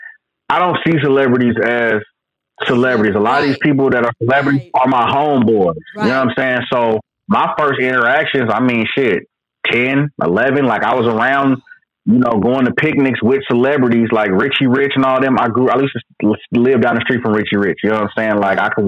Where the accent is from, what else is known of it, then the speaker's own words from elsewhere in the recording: Oakland, California, United States; I'm from East Oakland. My parents from East Oakland